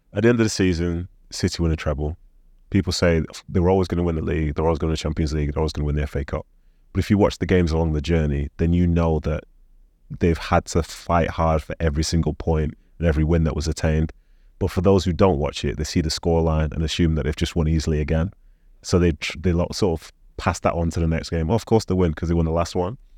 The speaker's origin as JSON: {"language": "English", "country": "Nigeria", "said": "I'm from Nigeria"}